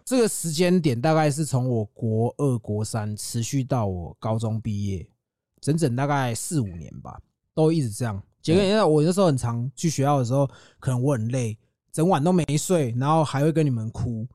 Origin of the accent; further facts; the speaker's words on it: Yonghe, New Taipei, Taiwan; also born or lived in Zhonghe, New Taipei; 我也是中永和人啊。哦。我在永和长大，后来我也搬去中和住，啊，我现在又回来永和啊